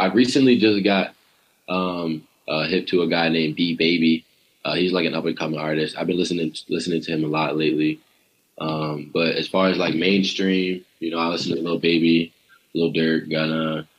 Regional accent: Boston, Massachusetts, United States; moved away as an adult; now in Washington, D.C., United States; Boston, my hometown

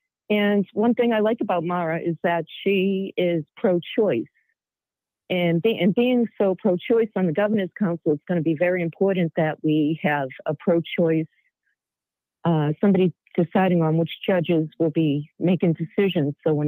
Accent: Boston, Massachusetts, United States; accent: Boston; moved away; Do I still have my Boston accent?

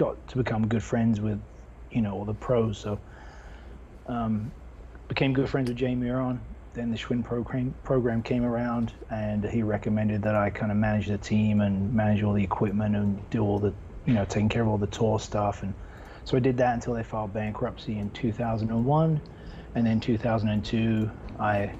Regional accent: London, United Kingdom; moved away as an adult; now in United States; I'm from England, London, England. Was professional BMXer in the UK, then moved here in 89

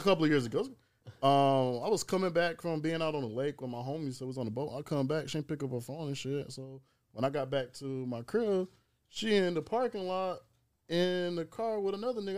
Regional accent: Marion, South Carolina, United States; I am from Marion, South Carolina. I'm from the swamp.

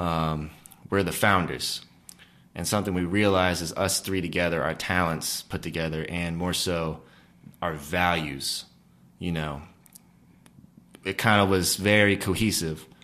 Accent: Blacksburg, Virginia, United States; I grew up in Blacksburg, Virginia

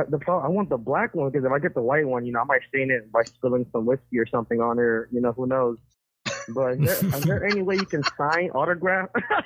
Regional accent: Texas, United States; also born or lived in California; I was born in California, and that's the great – I moved here when I was 2, so I don't know anything about California. You know, Texas is my home.

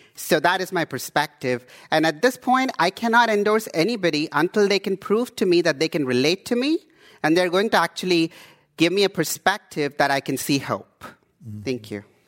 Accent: India; also born or lived in Houston, Texas / Canada / East Oakland, California; now in Oakland, United States; I come from India

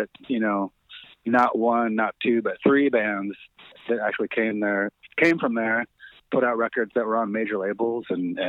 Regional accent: Aberdeen, Washington, United States; I did. In Aberdeen, Washington.

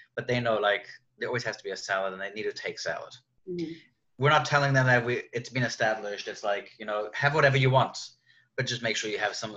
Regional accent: South Africa; moved away; I grew up in South Africa.

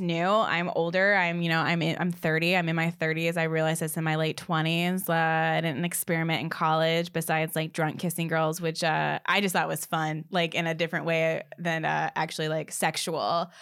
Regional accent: the South, United States; I am from the South

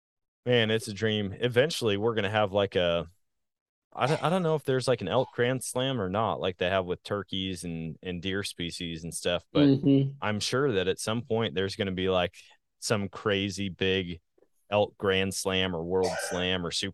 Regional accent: Wisconsin, United States; now in Missouri, United States; I say that all the time about my home state of Wisconsin. Now that I'm in Missouri, I say the same thing.

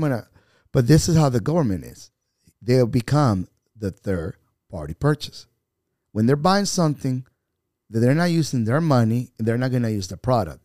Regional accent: Venezuela; English is a second language; moved away as an adult; now in North Carolina, United States; I am an American citizen by choice, a Venezuelan by birth

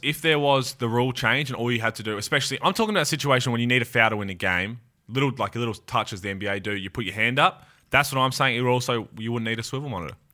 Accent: Australia; our Australian culture, you're right, backyard cricket or on the beach

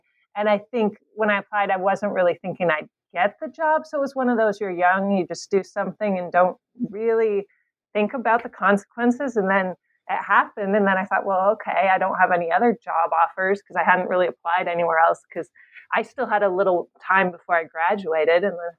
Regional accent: California, United States; moved away as an adult; also born or lived in Latvia / Ukraine / Kentucky; I'm born and raised in California, despite the name …. And I ended up going to University of California at San Diego for college.

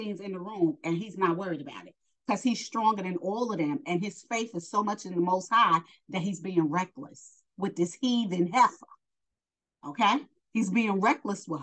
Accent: New York, United States; I'm from New York

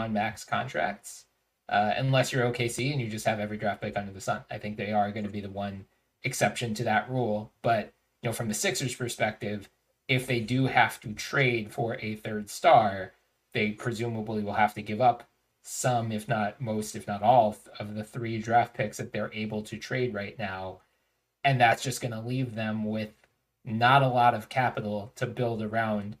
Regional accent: Philadelphia, Pennsylvania, United States; moved away as an adult; I was born and raised in Philadelphia. Have not lived there for almost

